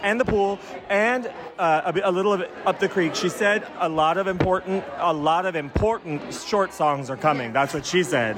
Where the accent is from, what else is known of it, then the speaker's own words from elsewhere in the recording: Albuquerque, New Mexico, United States; we're both from Albuquerque. We were both in Albuquerque